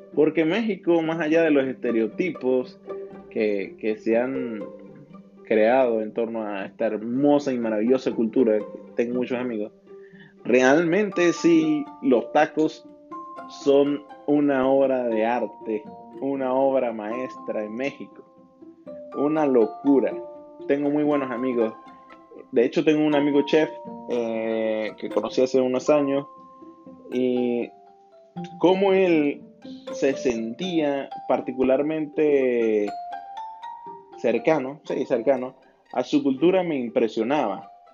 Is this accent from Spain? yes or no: no; Venezuela; mi país, Venezuela